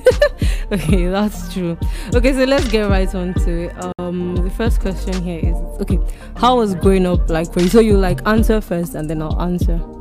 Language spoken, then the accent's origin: English; Nigeria; as Nigerian kids, now those things that we Nigerian offsprings have in common